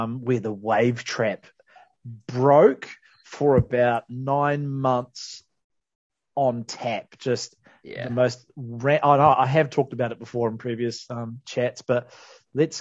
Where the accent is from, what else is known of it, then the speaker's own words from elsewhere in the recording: Cobden, West Coast, New Zealand; We are from Cobden